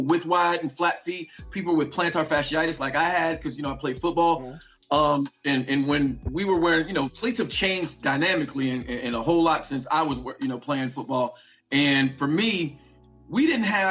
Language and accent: English; Vicksburg, Mississippi, United States; I was born in Vicksburg, Mississippi.